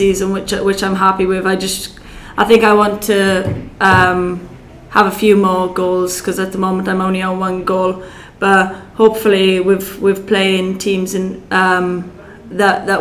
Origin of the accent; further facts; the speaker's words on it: Welsh, Wales, United Kingdom; I'm Welsh as well